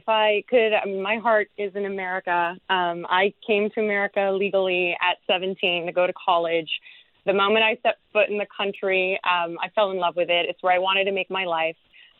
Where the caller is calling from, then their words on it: London, United Kingdom; also born or lived in United States; I'm calling in from London, England.